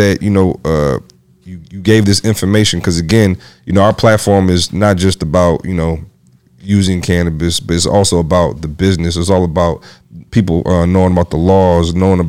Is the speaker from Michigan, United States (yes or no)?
yes; Michigan, United States; now in Atlanta, United States; I'm from Michigan